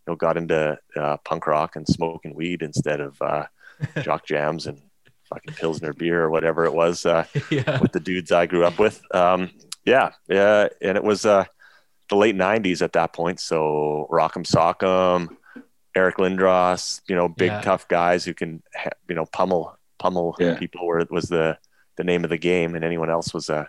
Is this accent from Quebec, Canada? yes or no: no; Dawson Creek, British Columbia, Canada; also born or lived in Victoria, British Columbia; I was born in Victoria, BC, and our family moved up to Dawson Creek, which is in northern British Columbia, when I was seven